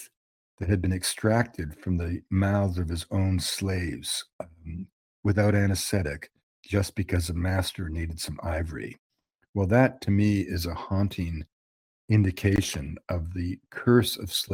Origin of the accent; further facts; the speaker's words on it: Canada; I'm a Canadian observer from afar